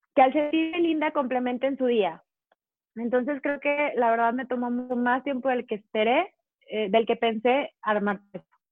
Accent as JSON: {"language": "Spanish", "town": "León", "region": "Guanajuato", "country": "Mexico", "said": "yo soy de León, Guanajuato, entonces aquí el calzado es la cuna del calzado."}